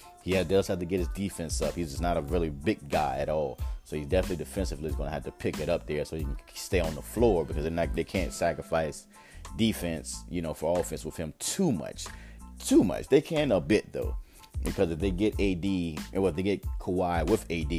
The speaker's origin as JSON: {"language": "English", "town": "Richmond", "region": "Virginia", "country": "United States", "said": "I am from Richmond, Virginia, and VCU runs this whole area here"}